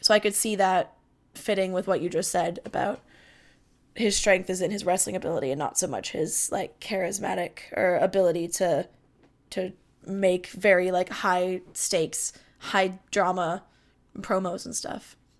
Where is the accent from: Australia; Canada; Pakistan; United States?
Canada; as a Canadian, I'm far less litigious than most of my, like, American family